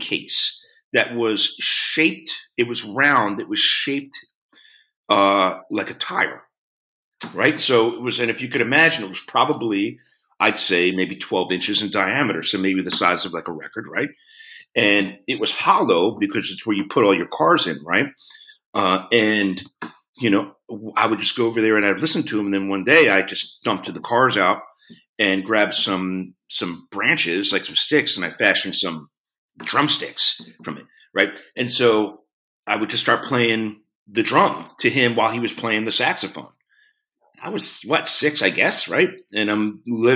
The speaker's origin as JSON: {"language": "English", "town": "Philadelphia", "region": "Pennsylvania", "country": "United States", "tie": "born or raised there", "said": "growing up in Philadelphia"}